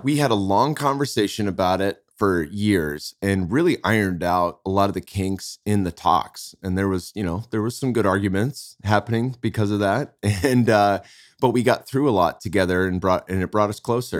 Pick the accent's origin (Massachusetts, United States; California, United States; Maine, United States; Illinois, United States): California, United States; Bay Area; now in Austin, United States; I'm from the Bay Area.